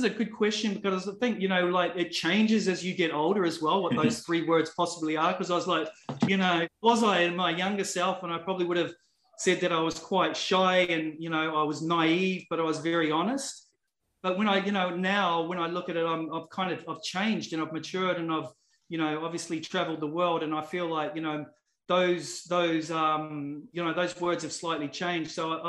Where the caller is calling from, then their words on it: Adelaide, South Australia, Australia; I'm dialing in from South Australia. So for those people that haven't been to Australia before, I'm in a city called Adelaide.